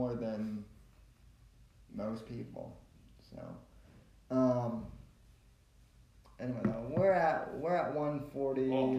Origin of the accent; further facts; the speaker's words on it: Colorado, United States; moved away; I'm originally from Colorado.